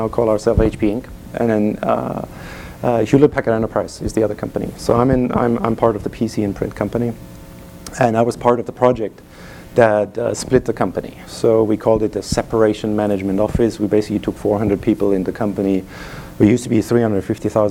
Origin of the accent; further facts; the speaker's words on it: Germany; English is a second language; moved away; You hear my accent, I'm from Germany